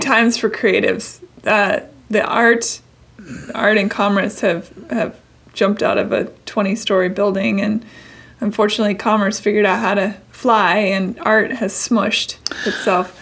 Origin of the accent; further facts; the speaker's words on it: Seattle, Washington, United States; my hometown a lot come through Seattle